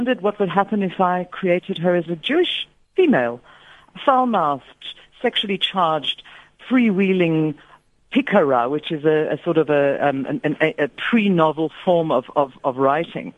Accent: Aberdeen, Scotland, United Kingdom; when I was a child, I grew up in Aberdeen, Scotland

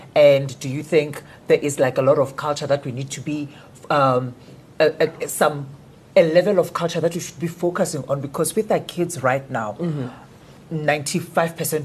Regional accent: Limpopo, South Africa; moved away; also born or lived in Johannesburg; in Limpopo we, we had a lot of pressure.

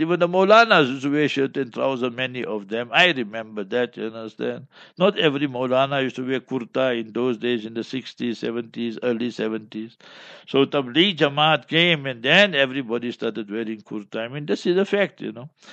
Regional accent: Johannesburg, Gauteng, South Africa; We come from Johannesburg and surroundings

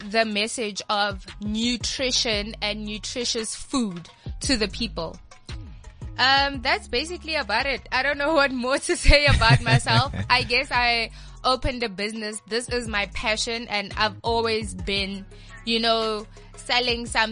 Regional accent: Pretoria, Gauteng, South Africa; also born or lived in Rustenburg / Potchefstroom; I've been living in Pretoria since the age of 3. So I believe that ke motho tla ga Pitori, and I'm in love with being from, you know, the Jacaranda city

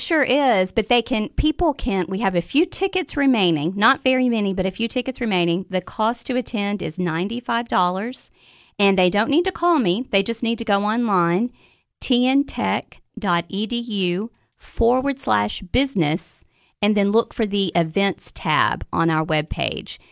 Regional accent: Gainesboro, Tennessee, United States; also born or lived in Washington, D.C. / Upper Cumberland, Tennessee; I'm originally from Gainesboro, Tennessee

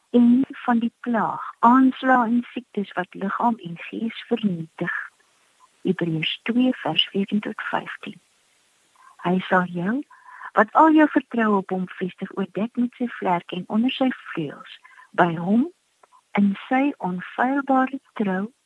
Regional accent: South Africa; ons as Suid-Afrikaners

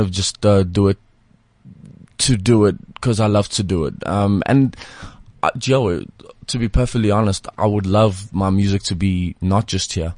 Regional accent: South Africa; also born or lived in Leeds (family ancestry); they just don't believe that we're from here

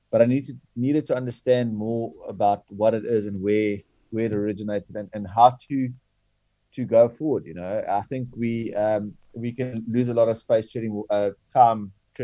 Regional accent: Bloemfontein, Free State, South Africa; I'm Afrikaans. I was born in Bloemfontein

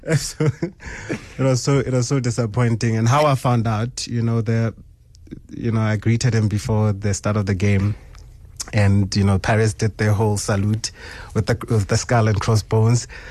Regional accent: Sebokeng, Gauteng, South Africa; So I'm from Sebokeng. Um, grew up, uh, in Zone twelve and then later moved to Zone ten

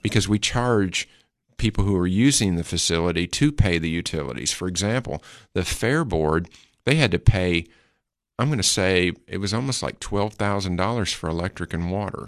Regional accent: Putnam County, Tennessee, United States; also born or lived in Detroit, Michigan; I always feel like I'm a Putnam County-an. Um, even though I was born in Detroit, but we were here my whole life

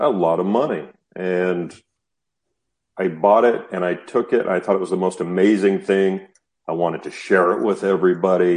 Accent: Utah, United States; I grew up in the Western United States in a state called Utah

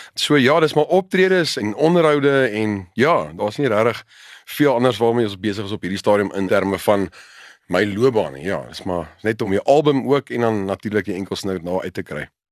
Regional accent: South Africa; Ons as Afrikaners

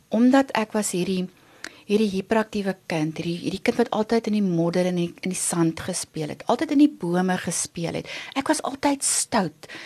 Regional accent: Vanderbijlpark, Gauteng, South Africa; ons het in Vanderbijl groot geword. Ehm um, ek het daar skool gegaan.

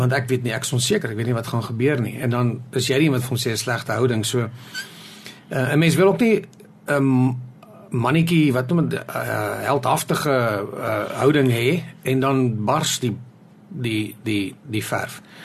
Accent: South Africa; ons as Suid-Afrikaners

